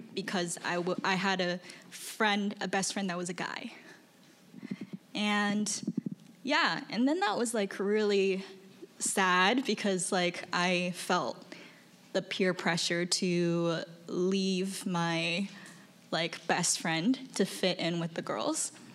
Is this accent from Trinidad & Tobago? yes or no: no; China; now in United States; I'm from China.